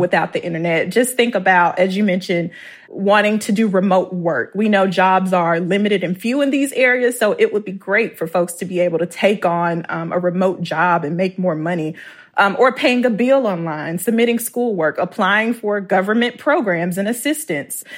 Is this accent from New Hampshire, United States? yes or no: no; Clarksdale, Mississippi, United States; moved away; growing up, 'cause I'm from Clarksville, Mississippi